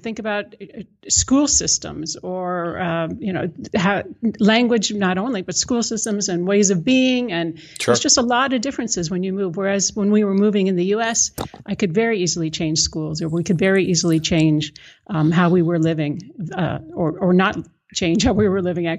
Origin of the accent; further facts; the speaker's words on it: United States; now in Netherlands; But I am American and living here, so I'm now a Dutch citizen as well.